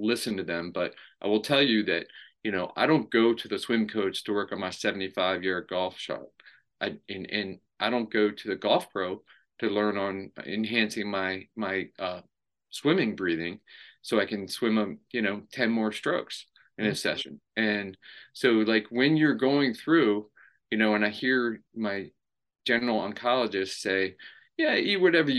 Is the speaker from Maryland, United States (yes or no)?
yes; Maryland, United States; I grew up in Maryland.